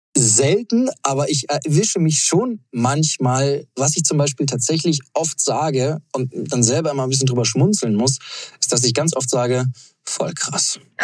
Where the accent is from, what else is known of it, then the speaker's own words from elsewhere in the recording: Munich, Bavaria, Germany; München, meine Heimat